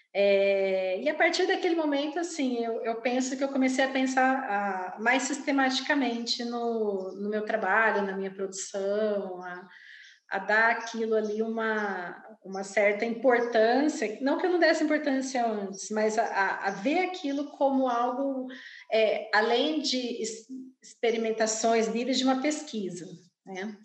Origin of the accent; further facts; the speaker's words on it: Campo Grande, Mato Grosso do Sul, Brazil; Eu nasci, vivo e trabalho em Campo Grande, Mato Grosso do Sul